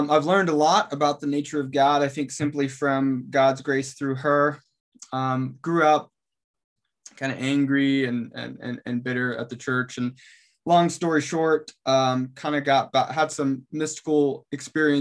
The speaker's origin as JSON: {"language": "English", "region": "Washington", "country": "United States", "said": "I'm originally from Washington State"}